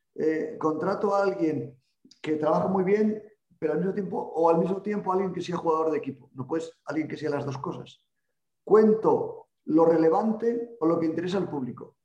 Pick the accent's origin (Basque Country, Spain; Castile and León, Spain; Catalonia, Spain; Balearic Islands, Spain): Castile and León, Spain; Salamanca; now in Pamplona, Spain; nací en Salamanca